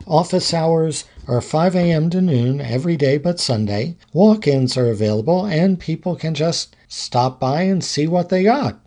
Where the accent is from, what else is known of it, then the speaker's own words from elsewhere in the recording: Havre de Grace, Maryland, United States; I grew up in Haverty Grace my whole life.